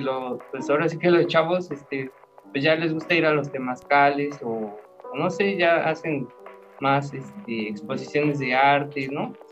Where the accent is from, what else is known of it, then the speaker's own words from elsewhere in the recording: Coacalco, State of Mexico, Mexico; yo soy de aquí de Coacalco también